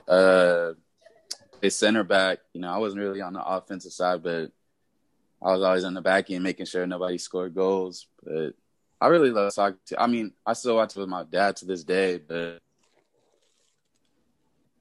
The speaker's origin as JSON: {"language": "English", "town": "Long Beach", "region": "California", "country": "United States", "tie": "born or raised there", "also_born_or_lived": "Texas / Inland Empire, California", "said": "I was raised in Long Beach, California, but around a little bit, like in a middle school, I moved to Texas and lived out there for 4 years. Then I moved back to Cali my junior year of high school"}